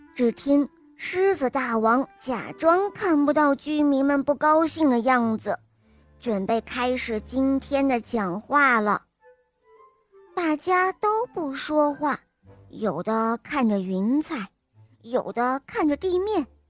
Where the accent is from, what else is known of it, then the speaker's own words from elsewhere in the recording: Ningbo, Zhejiang, China; 我今年六岁了。我，我来自尼泊